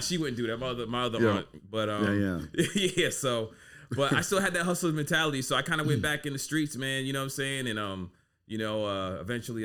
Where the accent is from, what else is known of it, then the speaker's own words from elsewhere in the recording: Boston, Massachusetts, United States; moved away; also born or lived in Texas / Buffalo; growing up in Boston, I was taught how to deal with that shit